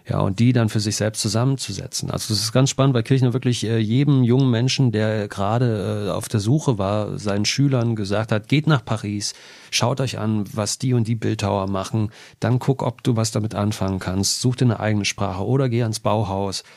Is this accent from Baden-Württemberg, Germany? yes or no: no; Jena, Thuringia, Germany; Ich bin in Jena groß geworden